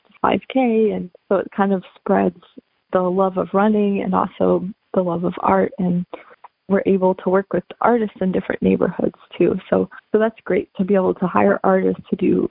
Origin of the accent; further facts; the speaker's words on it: St. Louis, Missouri, United States; I'm originally from St. Louis, and I ran cross country and track growing up.